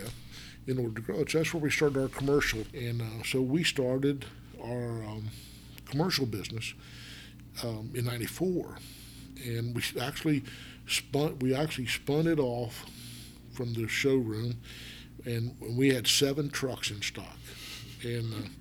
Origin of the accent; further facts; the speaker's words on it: West Virginia, United States; moved away; I grew up in West Virginia